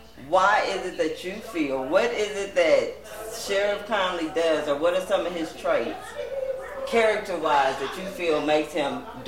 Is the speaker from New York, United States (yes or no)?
no; California, United States; I'm from California